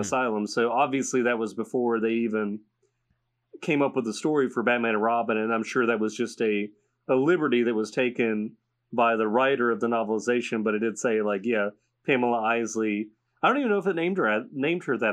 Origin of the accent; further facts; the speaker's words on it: United States; as an American